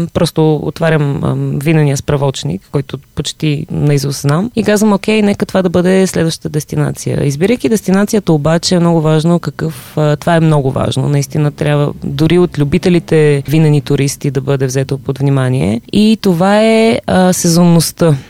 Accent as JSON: {"language": "Bulgarian", "country": "Bulgaria", "said": "аз тук от България идвам"}